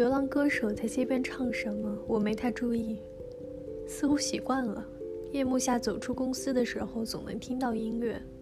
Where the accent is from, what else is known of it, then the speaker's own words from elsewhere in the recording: China; now in Hong Kong; 我们大陆人